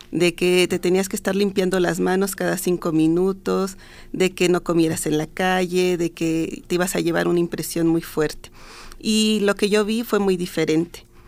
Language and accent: Spanish; Mexico; nosotros como mexicanos